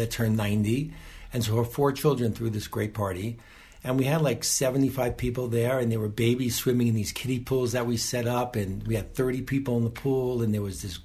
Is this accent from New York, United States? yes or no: yes; New York City, New York, United States; moved away as an adult; also born or lived in Nahliel, Israel; now in Tekoa, Israel; we're originally from Riverdale, New York, and we made Aliyah 7.5 years ago